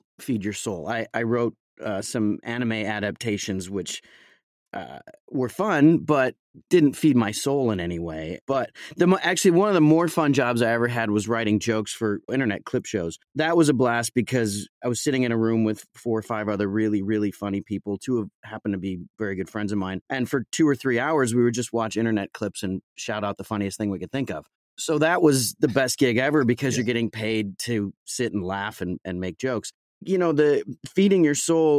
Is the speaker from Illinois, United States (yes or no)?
yes; Chicago, Illinois, United States; moved away; at Second City in Chicago, where I'm from.